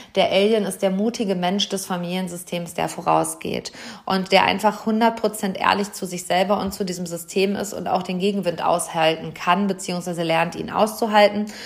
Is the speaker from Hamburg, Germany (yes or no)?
no; Hamm, North Rhine-Westphalia, Germany; Hier in meiner Heimatstadt, im Maxi-Park, im Seminarraum des Glaselefanten, in unserem Wahrzeichen